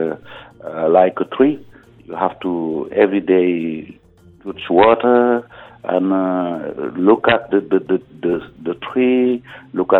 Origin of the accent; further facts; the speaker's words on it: Senegal; coming from Senegal